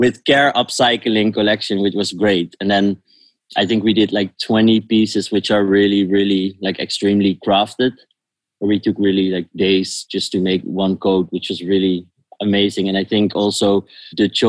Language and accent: English; The Hague, South Holland, Netherlands; moved away as an adult; now in Amsterdam, Netherlands; I'm born in The Hague